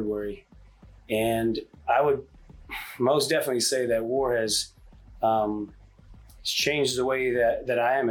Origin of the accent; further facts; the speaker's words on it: Richardson, Texas, United States; also born or lived in Hawaii; we moved to Texas when I was five, and graduated Richardson High School in '96